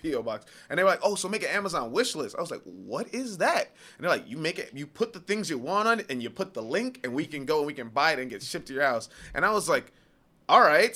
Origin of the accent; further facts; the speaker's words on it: New York, United States; I'm from New York